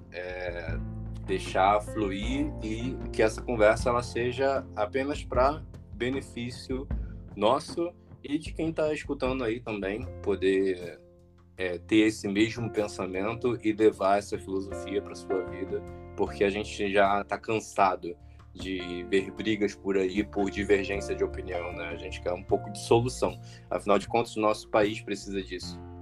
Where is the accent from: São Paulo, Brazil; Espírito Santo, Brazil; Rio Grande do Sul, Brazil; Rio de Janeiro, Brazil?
Rio de Janeiro, Brazil; eu sou do Rio de Janeiro